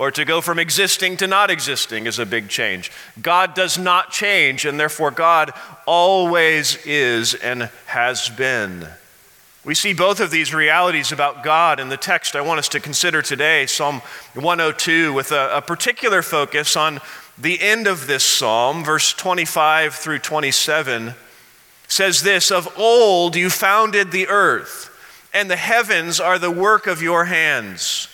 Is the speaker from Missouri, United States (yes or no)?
yes; Missouri, United States; now in Colorado, United States; I remember growing up in Missouri in an elementary school